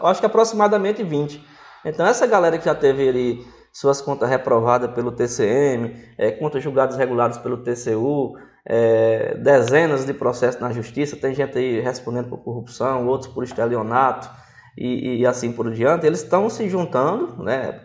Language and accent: Portuguese; Northeast Region, Brazil; moved away; eu não sou daqui, sou nordestino